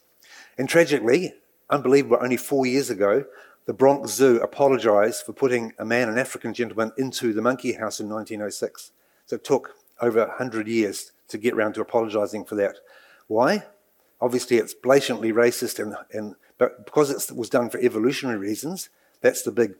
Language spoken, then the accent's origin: English; Nelson, New Zealand; born or raised there; also born or lived in Dartmoor, England; now in Waikato, New Zealand